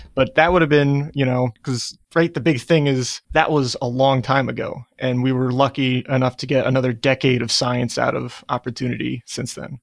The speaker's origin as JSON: {"language": "English", "region": "New Jersey", "country": "United States", "said": "I'm from New Jersey"}